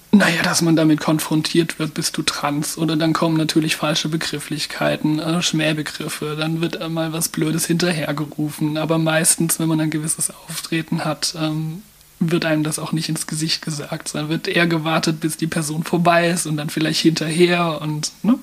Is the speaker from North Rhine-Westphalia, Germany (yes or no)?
no; Mannheim, Baden-Württemberg, Germany; Ich bin in Mannheim geboren und aufgewachsen.